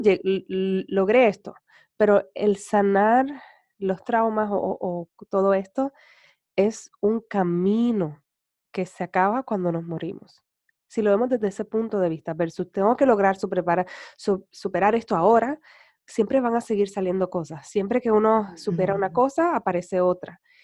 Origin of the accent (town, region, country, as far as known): Puerto Rico